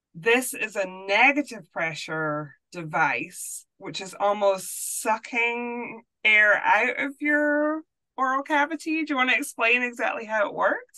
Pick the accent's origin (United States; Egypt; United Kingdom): United Kingdom; Scotland; moved away; I grew up in Scotland